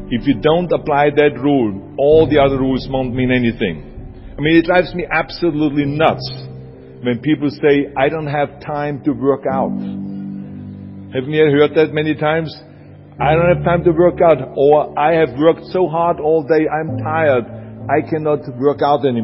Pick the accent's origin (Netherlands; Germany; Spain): Germany; accent: German; English is a second language; people don't know the difference between an Italian accent and the German accent, so I got away with my German accent.